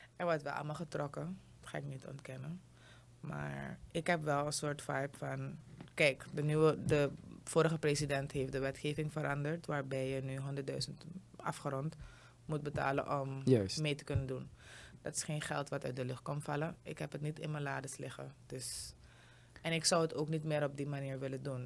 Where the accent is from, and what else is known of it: Suriname